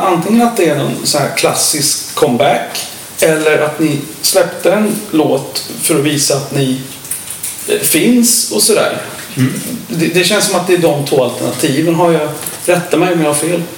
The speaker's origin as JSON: {"language": "Swedish", "town": "Stockholm", "region": "Stockholm County", "country": "Sweden", "said": "han och jag är ju från Stockholm"}